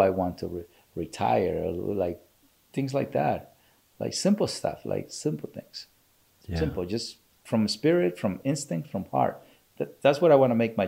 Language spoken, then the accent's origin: English; Culiacán, Sinaloa, Mexico; moved away; I grew up in Sinaloa, Mexico, Culiacán, Sinaloa, Mexico